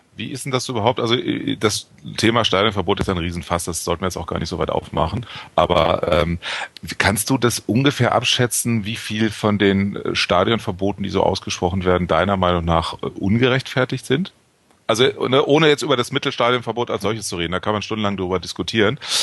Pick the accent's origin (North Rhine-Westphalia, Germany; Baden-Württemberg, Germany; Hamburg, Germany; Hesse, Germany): Hamburg, Germany; ich komme aus Hamburg